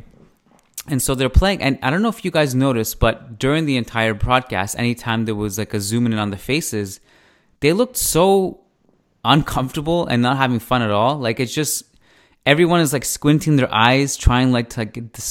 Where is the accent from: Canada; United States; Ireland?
Canada; as a Canadian